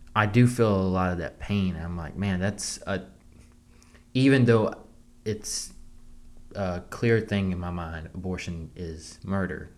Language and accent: English; the South, United States; growing up in the South, you it's normal for people to go hunt.